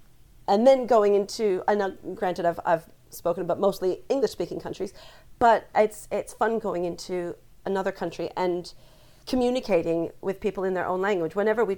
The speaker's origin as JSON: {"language": "English", "region": "New Jersey", "country": "United States", "tie": "born or raised there", "also_born_or_lived": "Canada", "moved": "as an adult", "lives_now": "England", "said": "I grew up in New Jersey, as I said, but I went to university in Canada."}